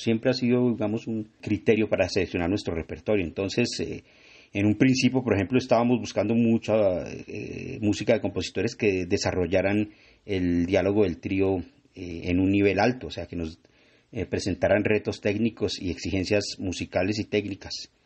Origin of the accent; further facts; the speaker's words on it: Tunja, Boyacá, Colombia; yo soy de Tunja